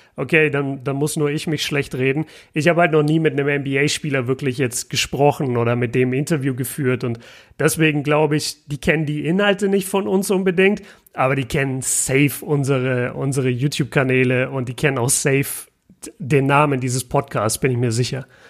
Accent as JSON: {"language": "German", "town": "Nuremberg", "region": "Bavaria", "country": "Germany", "said": "komme aus Nürnberg"}